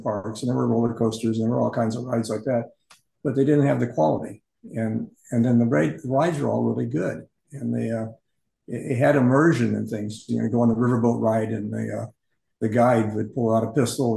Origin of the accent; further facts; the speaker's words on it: Phoenix, Arizona, United States; I grew up in Phoenix